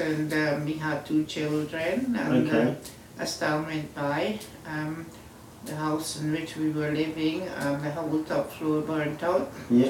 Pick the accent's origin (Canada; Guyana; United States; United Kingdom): Guyana; moved away; I was born in Guyana, South America.